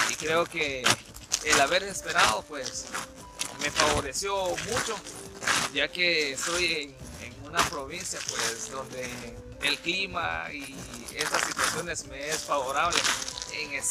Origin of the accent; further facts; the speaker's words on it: northern Guatemala, Guatemala; now in Canada; Soy originario de, Guatemala, del país de Guatemala, en específico en la parte norte del, del país. Y pues estamos por acá en Canadá